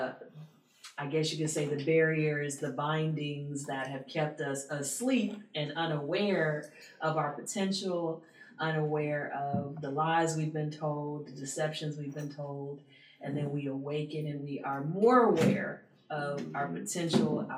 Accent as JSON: {"language": "English", "town": "Baton Rouge", "region": "Louisiana", "country": "United States", "said": "I'm from Baton Rouge"}